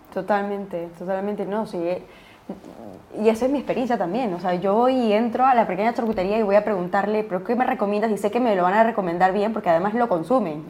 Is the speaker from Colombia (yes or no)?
no; Peru; now in Spain; yo siendo peruana aquí en, España